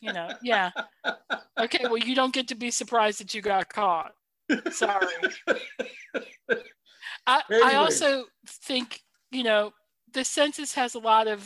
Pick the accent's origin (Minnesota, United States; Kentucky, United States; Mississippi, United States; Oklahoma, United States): Minnesota, United States; we're Midwestern